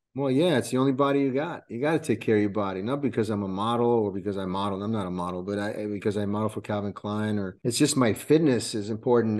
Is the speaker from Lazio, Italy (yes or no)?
yes; Rome, Lazio, Italy; also born or lived in California / New York; now in Florida, United States; I was born in Rome, Italy, uh, and then, uh, me, myself and my family moved to the coun-, to this country in nineteen eighty-five.